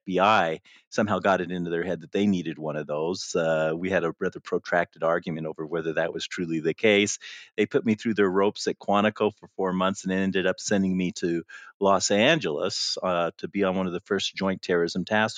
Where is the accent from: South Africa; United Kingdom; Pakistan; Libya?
Libya; And I knew about the Unix because I grew up in Libya before the Six-Day War.